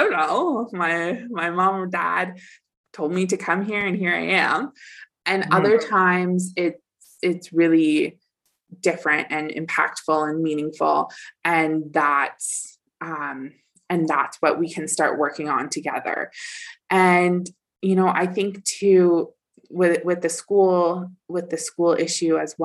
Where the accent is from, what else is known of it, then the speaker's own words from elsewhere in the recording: Dufferin County, Ontario, Canada; I came back to Dufferin County